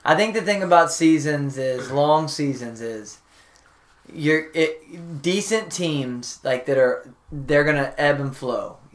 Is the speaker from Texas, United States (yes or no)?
yes; Dallas, Texas, United States; I was born in Dallas